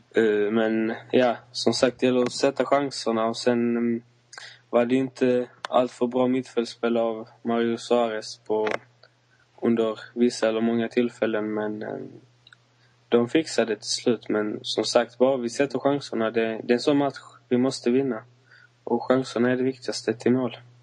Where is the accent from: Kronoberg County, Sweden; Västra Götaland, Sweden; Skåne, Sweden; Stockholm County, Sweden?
Skåne, Sweden; Malmö; jag bor i Malmö som är min hemstad